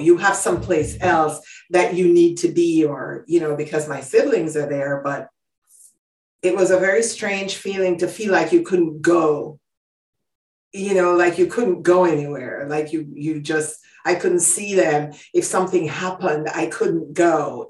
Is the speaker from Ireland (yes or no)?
no; Jamaica; also born or lived in Greater Philadelphia Area; now in Philadelphia, United States; I'm an immigrant from Jamaica. I've been in the U.S. for almost 35 years.